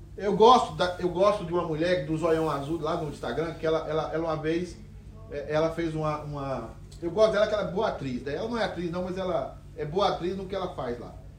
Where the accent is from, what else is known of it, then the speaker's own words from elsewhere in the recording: Brazil; a gente é brasileiro